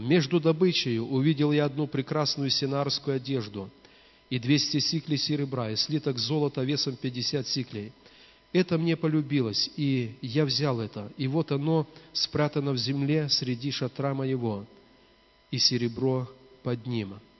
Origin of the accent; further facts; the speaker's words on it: Belarus